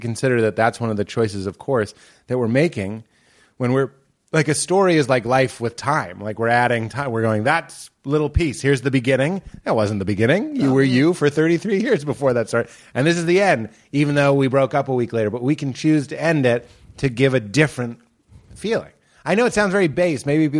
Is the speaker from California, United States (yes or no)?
no; Lexington, Massachusetts, United States; I'm from New England as well. I'm from Lexington.